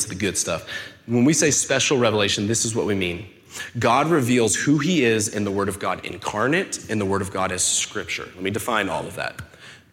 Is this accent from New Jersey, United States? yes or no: no; Rancho Cucamonga, California, United States; moved away as an adult; also born or lived in Texas; I was born and raised here in Rancho, and my folks' house is up, tucked into the foothills